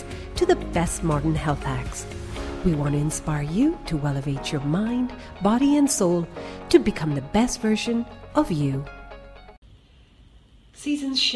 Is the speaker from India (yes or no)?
yes; India; being an Indian